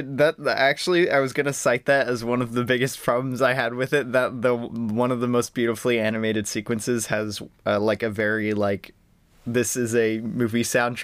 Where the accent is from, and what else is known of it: United States